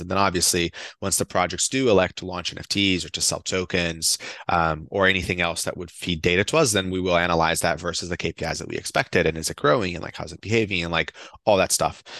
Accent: Brazil; now in United States; I'm from Brazil.

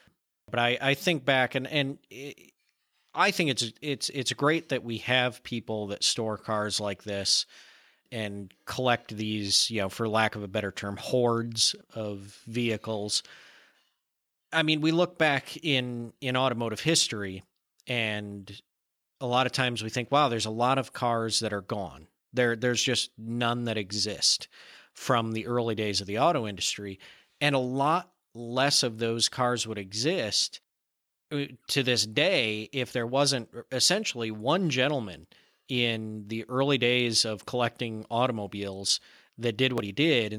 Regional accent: Michigan, United States; And I growing up in Michigan, if I remember right, I think it's either 4 or 5 cars a month

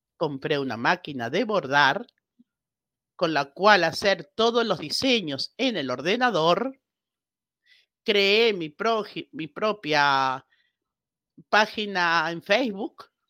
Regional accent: Argentina; moved away as an adult; also born or lived in Buenos Aires, Argentina; now in Spain; nací en Argentina, aunque me adoptó España hace veintipico de años.

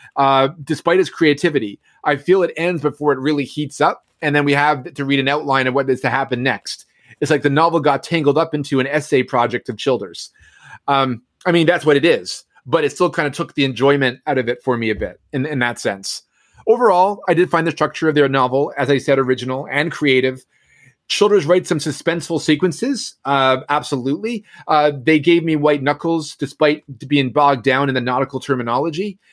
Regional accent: Newfoundland and Labrador, Canada; now in Ottawa, Canada; I'm I'm from Newfoundland

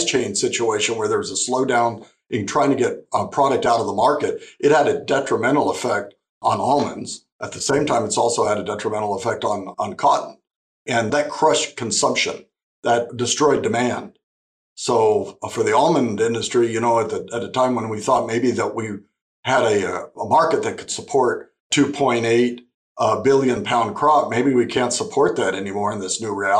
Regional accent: Imperial Valley, California, United States; also born or lived in Arizona; I grew up in the Imperial Valley

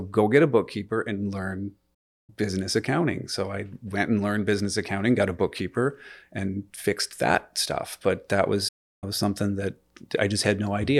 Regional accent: United States; moved away as an adult; also born or lived in Michigan; now in Canada; I'm American, uh, originally.

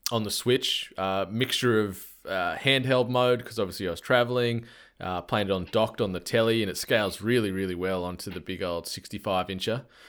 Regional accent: Australia; I'm an Australian humble host

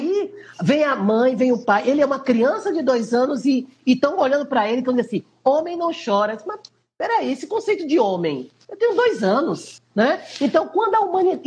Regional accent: Recife, Pernambuco, Brazil; nós que somos aqui do Nordeste

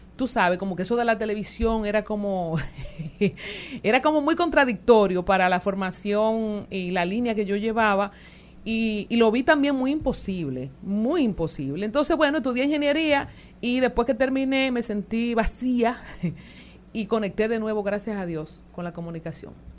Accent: Loma Verde, San Juan, Dominican Republic; allá en Loma Verde, donde yo me crié en San Juan

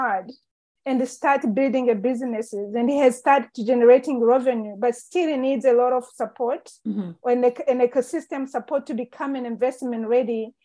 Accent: Rwanda; I was born and raised in Rwanda and growing up in Rwanda

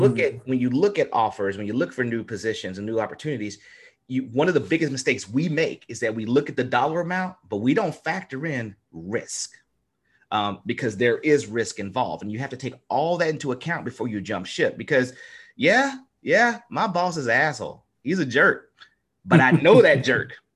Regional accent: Natchitoches, Louisiana, United States; we come from Little Natchitoches, home of the meat pies

